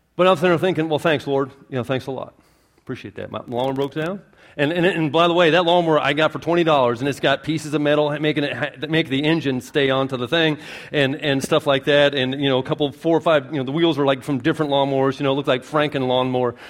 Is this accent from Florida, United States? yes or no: yes; Florida, United States; accent: not Southern; I'm from Florida